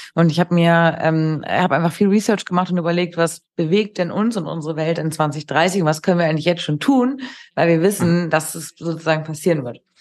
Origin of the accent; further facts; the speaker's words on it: Hamburg, Germany; für mich hier als Hamburgerin